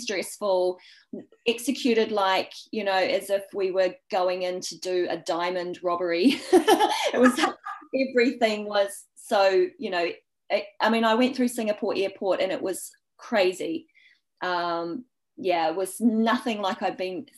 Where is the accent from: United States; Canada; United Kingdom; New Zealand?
New Zealand; accent: Kiwi; I'm from New Zealand